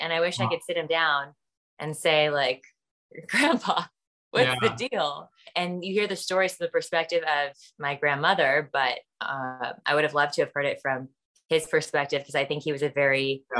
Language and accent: English; United States; Being an American, and being a white woman, you know, frankly, after the reckoning of the past year